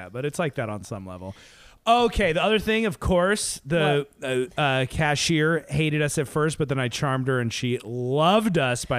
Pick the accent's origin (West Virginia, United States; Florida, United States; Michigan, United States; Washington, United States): Washington, United States; Seattle; now in Los Angeles, United States; we grew up in the Seattle